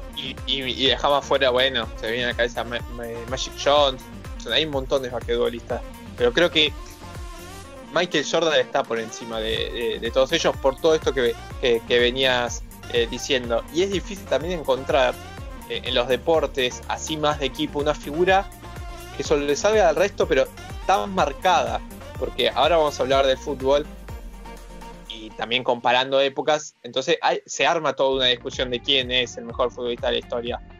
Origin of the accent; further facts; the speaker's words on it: Argentina; nosotros somos argentinos